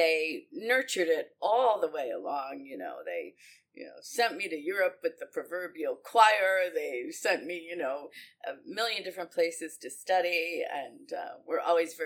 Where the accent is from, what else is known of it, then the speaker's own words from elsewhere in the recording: La Grange, Illinois, United States; I grew up in LaGrange. I live in LaGrange Park now